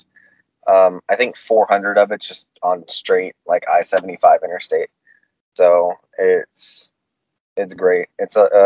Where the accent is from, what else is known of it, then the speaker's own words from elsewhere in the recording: Haines City, Florida, United States; moved away as an adult; also born or lived in Winter Haven, Florida / Auburndale, Florida / Georgia; Was born in Winter Haven, grew up in Haines City, Auburndale